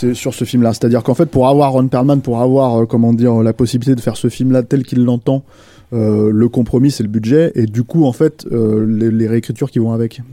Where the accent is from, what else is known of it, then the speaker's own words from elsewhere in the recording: France; chez nous en France